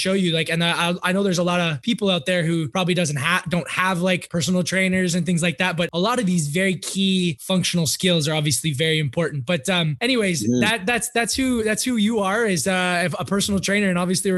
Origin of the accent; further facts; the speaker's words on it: Canada; now in Switzerland; as a Canadian